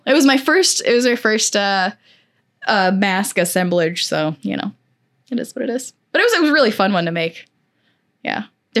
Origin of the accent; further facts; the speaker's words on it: Missouri, United States; I grew up not in St. Louis City, but like outside, like maybe an hour outside of St. Louis.